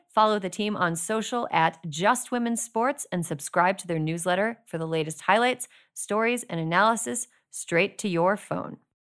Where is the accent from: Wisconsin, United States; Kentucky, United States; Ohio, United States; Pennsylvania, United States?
Wisconsin, United States; moved away; I'm from Wisconsin. My home state of Wisconsin